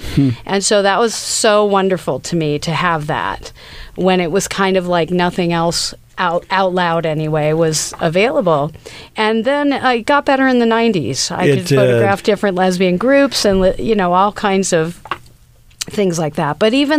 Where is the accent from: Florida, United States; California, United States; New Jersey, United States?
California, United States; Anaheim; I was in Orange County. I grew up in Anaheim, basically, near Disneyland.